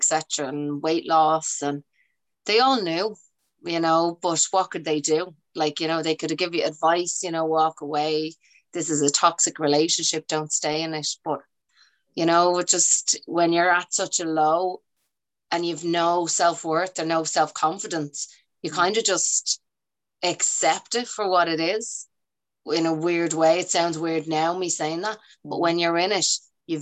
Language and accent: English; Dublin, Leinster, Ireland; I grew up in Ballymun